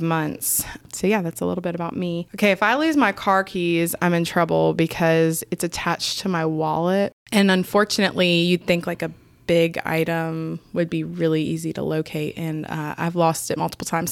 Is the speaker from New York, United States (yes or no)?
no; Canton, Georgia, United States; moved away as an adult; now in Augusta, United States; I grew up in Canton, Georgia